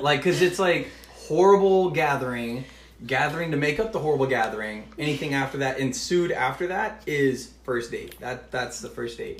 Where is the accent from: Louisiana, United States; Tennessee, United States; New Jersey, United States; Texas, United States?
Texas, United States; also born or lived in Orlando, Florida; I'm from Texas